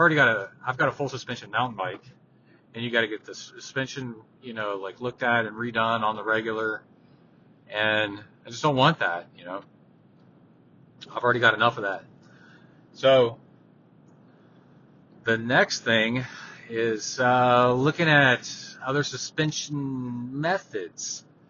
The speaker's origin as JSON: {"language": "English", "town": "Houston", "region": "Texas", "country": "United States", "tie": "born or raised there", "said": "there's, like, no way my mom or dad could have done stuff like that when I was growing up in Houston, because of the distances."}